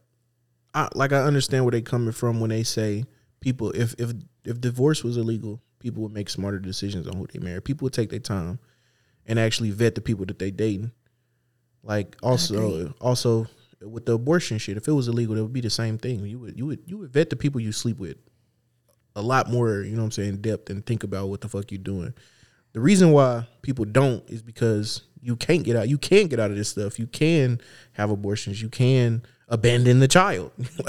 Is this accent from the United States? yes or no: yes; United States; I'm an American.